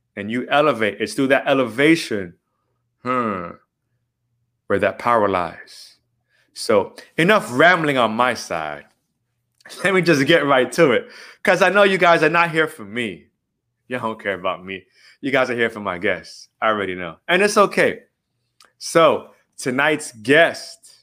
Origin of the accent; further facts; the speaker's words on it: Miami, Florida, United States; we just are born and raised in Miami